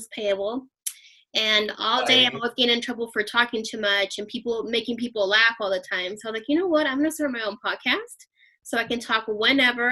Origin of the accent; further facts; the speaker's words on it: Las Vegas, Nevada, United States; I'm also born and raised in Las Vegas